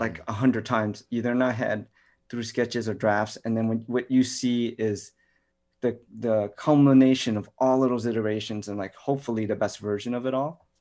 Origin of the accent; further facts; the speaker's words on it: New York City, New York, United States; I grew up in New York City, Chinatown